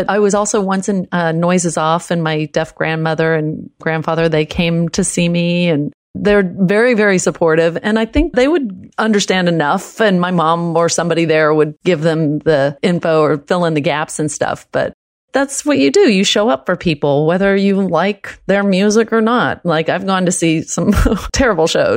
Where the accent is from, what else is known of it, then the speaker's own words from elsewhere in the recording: Texas, United States; first language American Sign Language; English is a second language; I grew up in Texas.